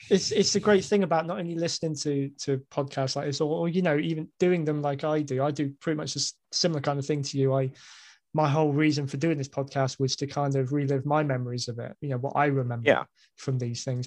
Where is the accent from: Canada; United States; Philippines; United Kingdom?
United Kingdom; as a Brit